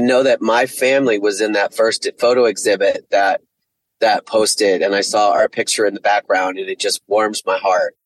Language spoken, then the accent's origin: English; Sayreville, New Jersey, United States; moved away as an adult; also born or lived in Seattle, Washington; now in Atlanta, United States; I live in the Atlanta area, but I'm originally from …, Sayreville, New Jersey, and got to Atlanta via Seattle, where I lived for 16 years